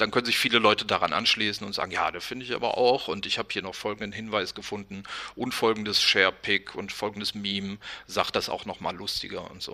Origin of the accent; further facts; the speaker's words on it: West Germany, Germany; bin selber aus dem Westen